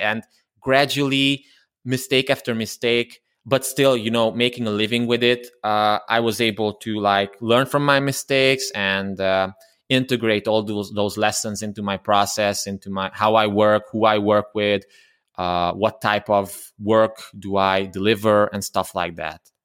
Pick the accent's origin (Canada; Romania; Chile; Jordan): Romania; Transylvania; English is a second language; I'm from Romania, uh, originally from Transylvania, although I'm a Hungarian. And, um, I, I studied there, I grew up there